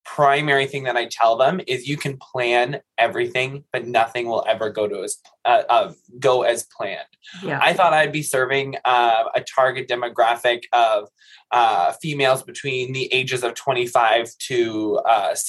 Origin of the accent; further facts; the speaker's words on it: Quinte West, Ontario, Canada; also born or lived in Ottawa; I didn't grow up in Trenton, but I grew up in the Quinte West Sterling area.